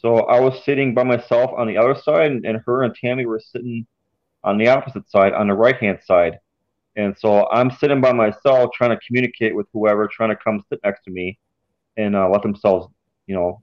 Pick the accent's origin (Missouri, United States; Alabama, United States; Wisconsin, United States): Wisconsin, United States; Beaver Dam; also born or lived in Menasha, Wisconsin / New Holstein, Wisconsin; I'm originally from Dodge County, the Beaver Dam area. Let's see, I graduated high school in 2008 in Menasha, Wisconsin, and I currently live in New Holstein, Calumet County.